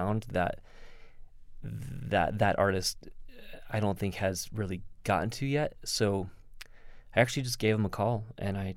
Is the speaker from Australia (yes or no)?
no; Texas, United States; moved away; I'm originally from Texas